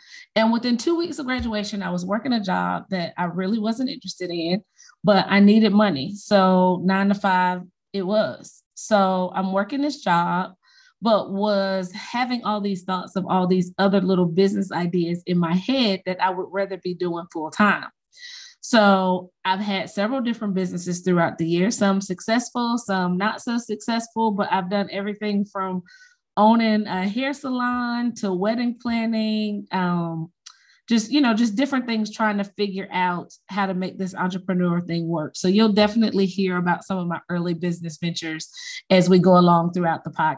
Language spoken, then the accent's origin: English; Chicago, Illinois, United States; now in Athens, United States; I was born in Chicago and grew up on the west side of the city.